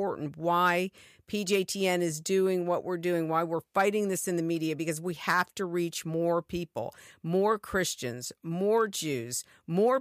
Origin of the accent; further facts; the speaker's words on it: United States; as an American